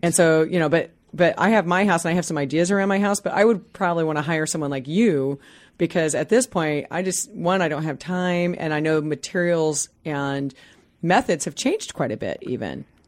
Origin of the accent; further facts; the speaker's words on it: Midwest, United States; now in Seattle, United States; I grew up in the Midwest on a three-quarter acre lot